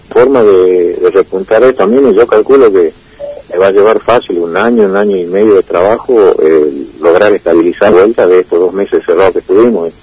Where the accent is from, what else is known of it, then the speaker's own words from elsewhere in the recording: Salta, Argentina; moved away; la ciudad donde yo nací, en Salta